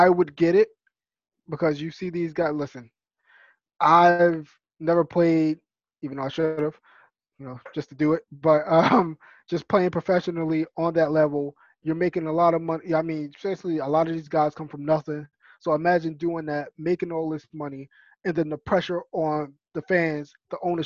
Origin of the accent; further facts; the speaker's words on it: New York City, New York, United States; That's my hometown